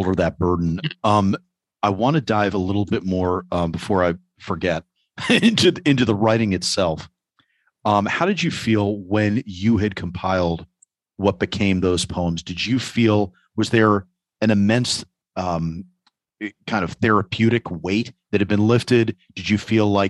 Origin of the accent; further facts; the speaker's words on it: New York, United States; as a New Yorker